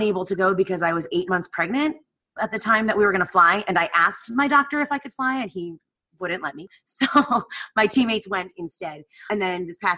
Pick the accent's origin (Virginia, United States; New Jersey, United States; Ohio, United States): New Jersey, United States; moved away; I grew up in New Jersey. I grew up an hour outside of New York